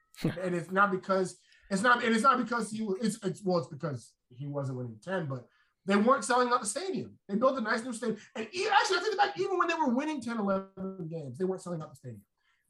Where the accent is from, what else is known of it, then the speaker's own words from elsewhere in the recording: Houston, Texas, United States; I grew up in Houston.